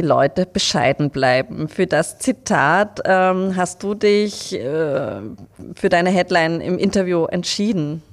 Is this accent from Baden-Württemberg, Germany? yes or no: no; Leipzig, Saxony, Germany; moved away; ich komme ja aus Leipzig